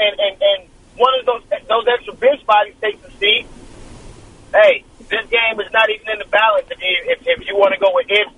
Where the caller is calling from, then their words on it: Oakland, California, United States; from Oakland, man.